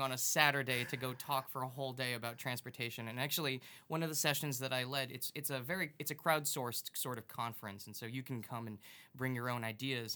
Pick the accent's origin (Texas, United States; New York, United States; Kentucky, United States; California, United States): New York, United States; Long Island; now in Massachusetts, United States; I'm originally from Long Island